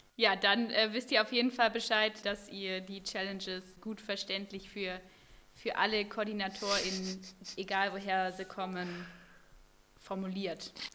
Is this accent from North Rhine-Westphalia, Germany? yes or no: yes; North Rhine-Westphalia, Germany; now in Bremen, Germany; Ich bin ja in NRW aufgewachsen